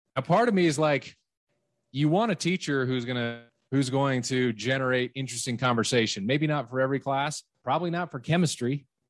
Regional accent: West Valley City, Utah, United States; where I grew up in West Valley City, obviously, is a very different place demographically

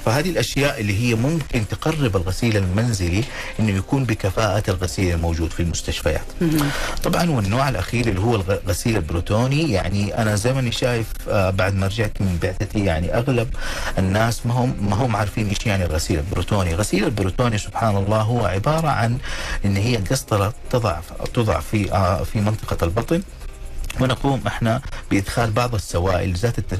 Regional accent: Saudi Arabia; عندنا في المجتمع الخليجي والمجتمع السعودي

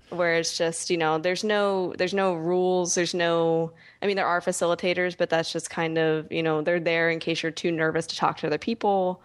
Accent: Philadelphia, Pennsylvania, United States; I'm from Philadelphia

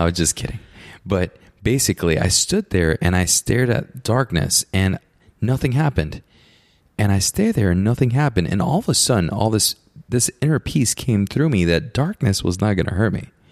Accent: Puerto Rico; I grew up in Puerto Rico, so my neighbors are my uncle

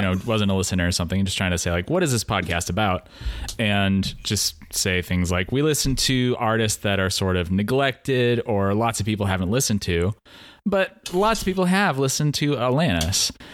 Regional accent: Pacific Northwest, United States; born or raised there

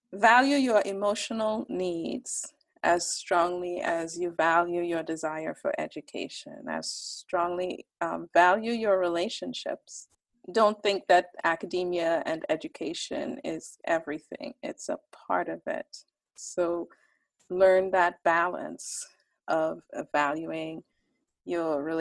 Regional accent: Trinidad & Tobago; a group of all of the authors, we grew up in Trinidad and Tobago

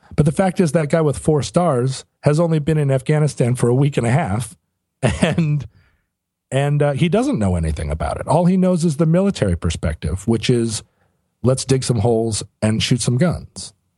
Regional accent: United States; I'm an American

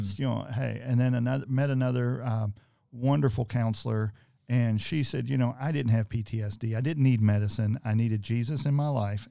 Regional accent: Greenville, Georgetown, Floyds Knobs area, Indiana, United States; I was raised in Greenville, Georgetown, Floyd Snobbs area

